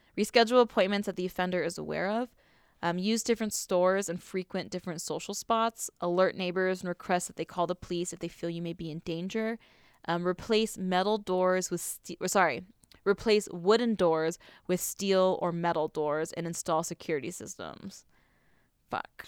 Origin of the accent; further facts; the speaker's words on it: Southern California, United States; growing up in Southern California